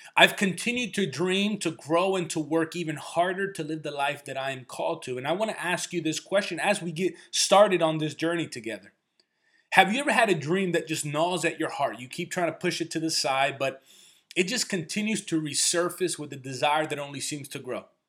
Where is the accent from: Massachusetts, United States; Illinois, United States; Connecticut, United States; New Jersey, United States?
New Jersey, United States; also born or lived in Chicago; we ended up moving closer to my grandparents in New Jersey. I grew up in Section 8 housing in a neighborhood where gunshots and drug deals were the norm